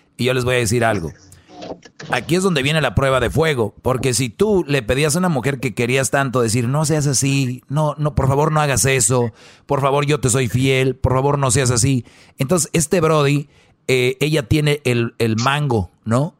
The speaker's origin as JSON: {"language": "Spanish", "town": "Monterrey", "region": "Nuevo León", "country": "Mexico", "said": "soy de Monterrey"}